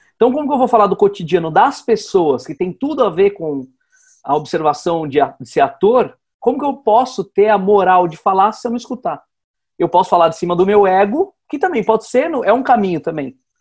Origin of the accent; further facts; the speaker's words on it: Atibaia, São Paulo, Brazil; now in São Paulo, Brazil; quando eu saí de Atibaia